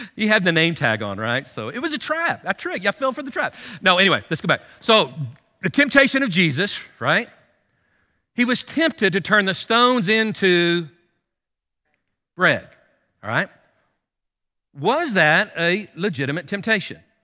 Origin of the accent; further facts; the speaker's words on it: United States; as American Christians